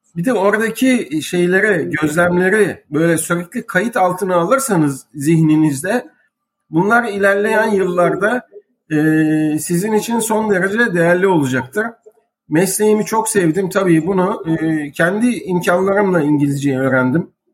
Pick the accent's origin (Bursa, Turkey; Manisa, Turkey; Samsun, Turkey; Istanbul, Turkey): Istanbul, Turkey; also born or lived in Beşiktaş; İstanbul Fatih 1958 Eylül doğumlu.